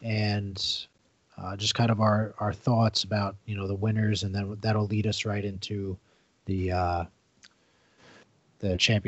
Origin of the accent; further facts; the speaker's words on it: New York, United States; But hey, I mean, as a New Yorker, you got a one of the three New York teams in the championship game here.